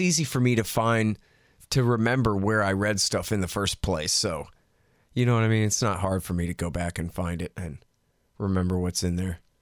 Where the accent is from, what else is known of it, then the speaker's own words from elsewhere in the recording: Texas, United States; I'm from Texas